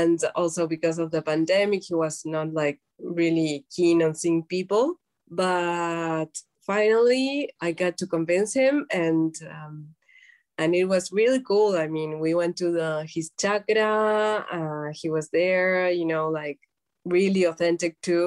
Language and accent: English; Uruguay; we're from Uruguay